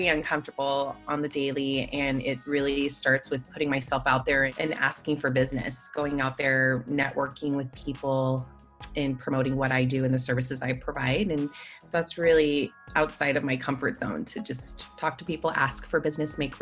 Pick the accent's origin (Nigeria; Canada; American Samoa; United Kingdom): American Samoa; moved away as an adult; I grew up since I was about 8 years old in American Samoa.